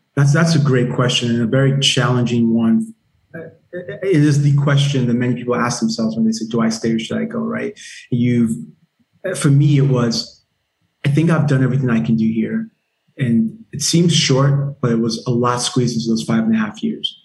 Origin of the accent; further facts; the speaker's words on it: Nigeria; moved away; also born or lived in Germany; I'm Nigerian